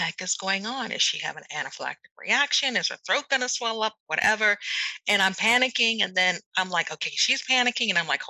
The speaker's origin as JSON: {"language": "English", "country": "Germany", "tie": "born or raised there", "said": "Now, I never thought that those experiences and then with growing up in Germany would even ignite my passion for medicine."}